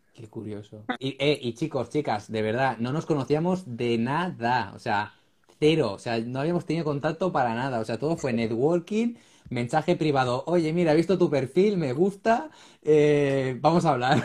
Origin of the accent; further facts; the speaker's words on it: Ripollet, Catalonia, Spain; yo es que soy de Ripollet, yo vivo aquí, en, estoy al lado de Barcelona